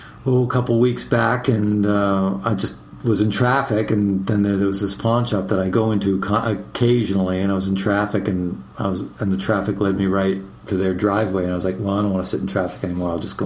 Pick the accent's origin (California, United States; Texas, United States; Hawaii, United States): Texas, United States; Austin; my hometown, which is Austin, Texas.